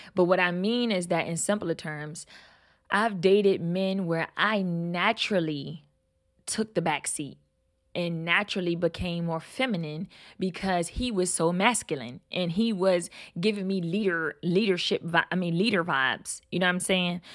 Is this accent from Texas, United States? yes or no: no; Baltimore, Maryland, United States; I'm from Baltimore